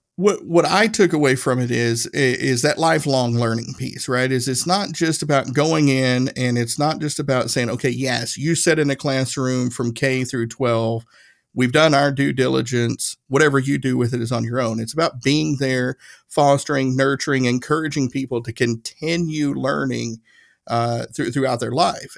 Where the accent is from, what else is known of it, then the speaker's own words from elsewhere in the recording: Northeast Tennessee, United States; I grew up i-, in Northeast Tennessee.